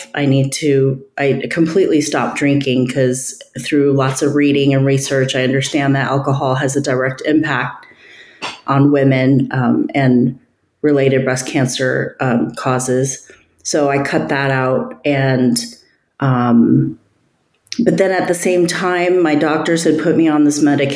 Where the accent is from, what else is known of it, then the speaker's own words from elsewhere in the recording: United States; also born or lived in Northern California; coming from an Asian family, I'm Chinese American